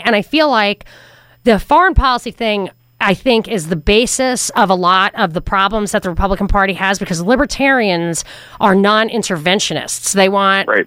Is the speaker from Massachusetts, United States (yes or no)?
no; New York, United States; now in Atlanta, United States; growing up in New York